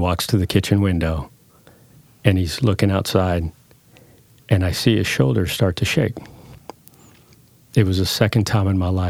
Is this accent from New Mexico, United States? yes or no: yes; southeastern New Mexico, United States; first language Spanish; English is a second language; So I was born in southeastern New Mexico, small town. There's more people in this building that we're in than the town I grew up in. And my story started there. I was the first child born in the United States. I'm one of 13.